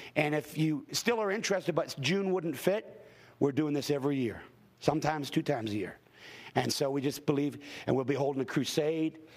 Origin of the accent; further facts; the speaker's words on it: Hamilton, Ontario, Canada; I grew up in Hamilton, Ontario